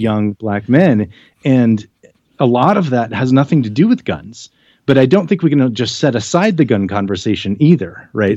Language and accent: English; United States; I'm an American